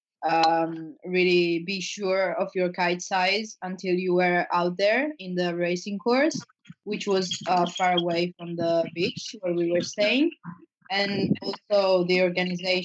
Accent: Italy; I come from Italy and I'm 16 years old

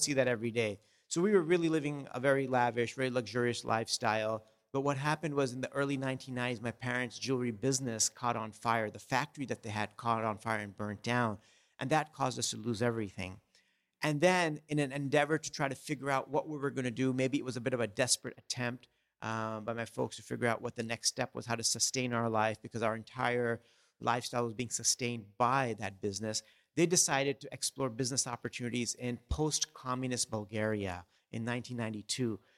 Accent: Los Angeles, California, United States; also born or lived in India; growing up, I grew up in Southern California in Los Angeles

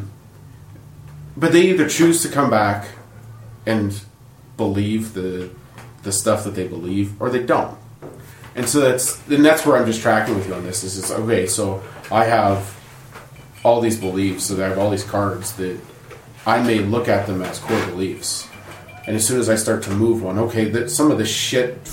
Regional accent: East Coast, United States; also born or lived in Grove City, Pennsylvania; I grew up in the East Coast

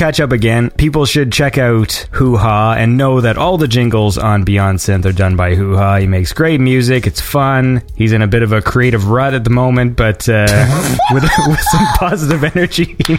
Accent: Canada; I'm Canadian.

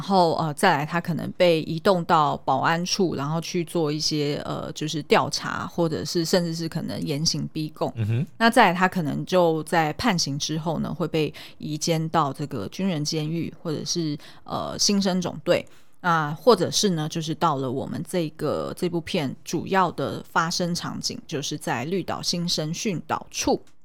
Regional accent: Xindian, New Taipei, Taiwan; 因为我是眷村出生的，对。就是我小时候是住在新店的眷村

